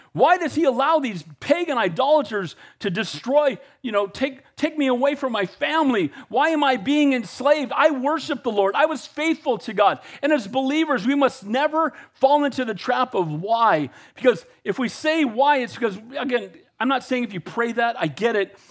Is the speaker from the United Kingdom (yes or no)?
no; United States; I'm an American and I love our country